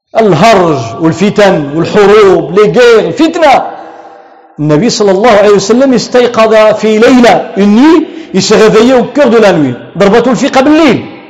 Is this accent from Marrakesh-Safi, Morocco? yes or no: no; Tangier, Tanger-Tetouan-Al Hoceima, Morocco; عندنا في طنجة